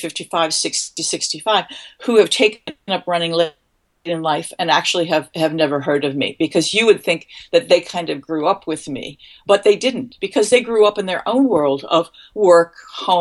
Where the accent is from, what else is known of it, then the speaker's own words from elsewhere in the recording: D.C., District of Columbia, United States; moved away as an adult; also born or lived in Syracuse, New York; I was raised outside of Washington, D.C., a little girl